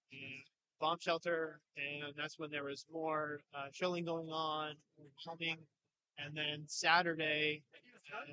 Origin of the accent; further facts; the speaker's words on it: Coeur d'Alene, Idaho, United States; also born or lived in Connecticut; I'm from Coeur d'Alene